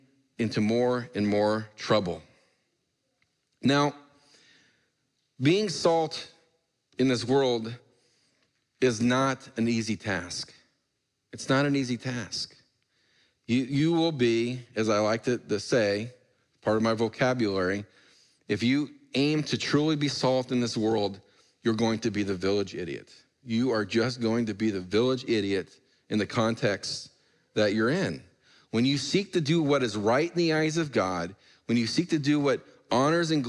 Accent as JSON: {"language": "English", "town": "Portland", "region": "Oregon", "country": "United States", "tie": "born or raised there", "said": "where I grew up in Portland"}